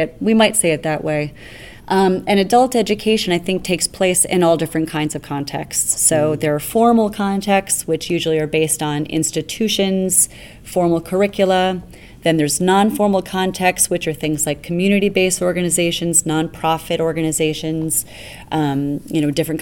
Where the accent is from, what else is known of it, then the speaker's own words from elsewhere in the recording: New York City, New York, United States; moved away as an adult; now in Toronto, Canada; being somebody who is principally from New York City, where things are very fast